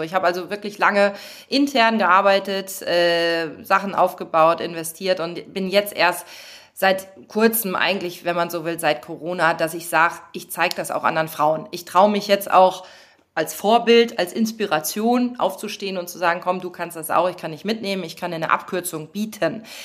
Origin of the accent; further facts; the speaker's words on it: western Germany, Germany; ich bin ja auch im Westen groß geworden